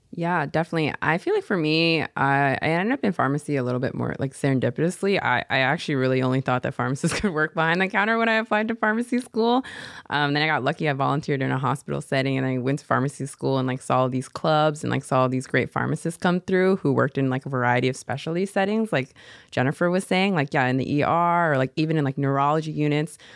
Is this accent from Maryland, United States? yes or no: no; Seattle, Washington, United States; moved away as an adult; now in San Jose, United States; being from Seattle, you know, we're a little bit more tight for space